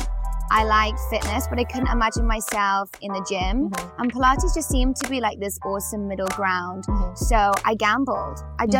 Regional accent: Macclesfield, North West England, United Kingdom; So, I'm from England. From a town called Macclesfield in Cheshire in the northwest. Haven't got much of an accent, maybe mm-hmm. a little bit.

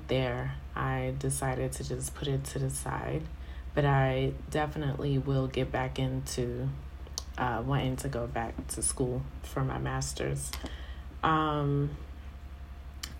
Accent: New York City, New York, United States; moved away as an adult; now in Colorado, United States; born and raised in Brooklyn and in Queens

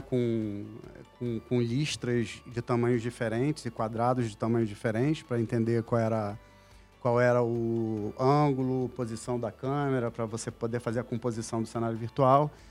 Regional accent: Manaus, Amazonas, Brazil; moved away as an adult; now in Rio de Janeiro, Brazil; eu sou natural de Manaus, Amazonas

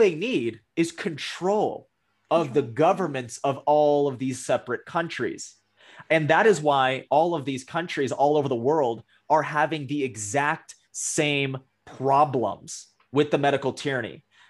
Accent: Canada; I'm speaking to you as an American, but I'm talking to you as a Canadian.

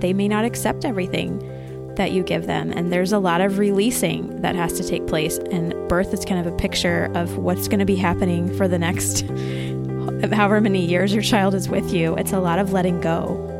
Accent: United States; as an American kid growing up, um, I did share a room with my siblings

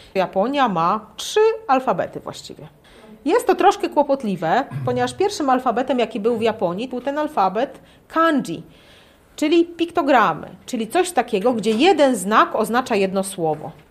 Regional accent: Lublin, Lublin Voivodeship, Poland; moved away as an adult; also born or lived in Japan; Do tej pory mieszkałam z rodzicami w Lublinie

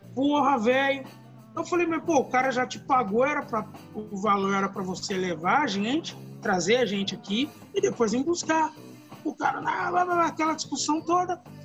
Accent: Campinas, São Paulo, Brazil; nós somos de Campina

